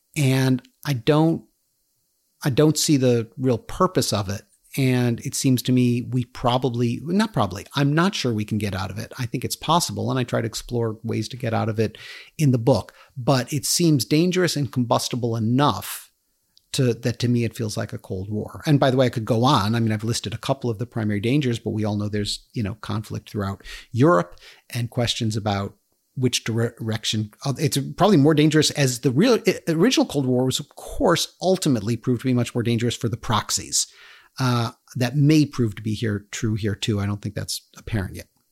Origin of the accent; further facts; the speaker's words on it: United States; because I live in America, because I grew up in America